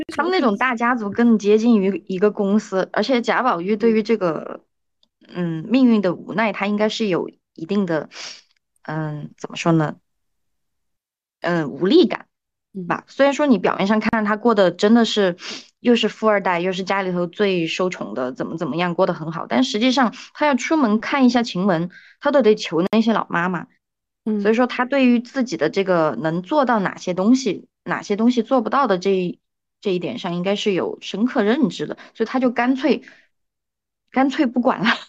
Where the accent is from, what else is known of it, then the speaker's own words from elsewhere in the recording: China; 我们中国人